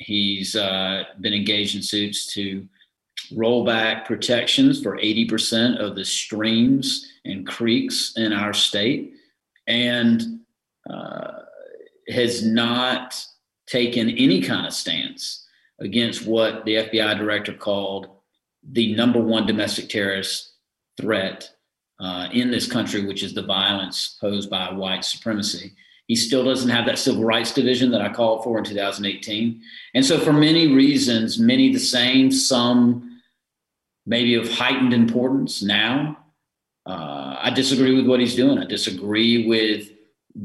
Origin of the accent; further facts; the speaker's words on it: Harris County, Georgia, United States; I'm originally from Harris County, Georgia, which is on the west side of the state